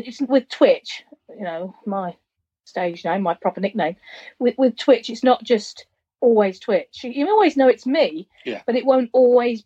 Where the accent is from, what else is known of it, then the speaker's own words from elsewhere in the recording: United Kingdom; I come from Greater London or Essex, and my childhood was people singing …